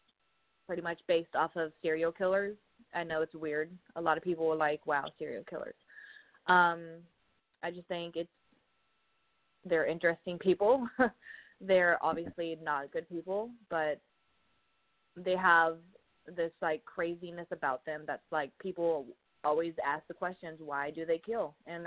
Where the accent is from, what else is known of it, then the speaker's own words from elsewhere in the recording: Clayton, Indiana, United States; I grew up in Clayton, Indiana. That is about 30 minutes from downtown Indianapolis. It's a small country town. Everybody knows everybody there. I lived in my grandma's home for almost my entire life.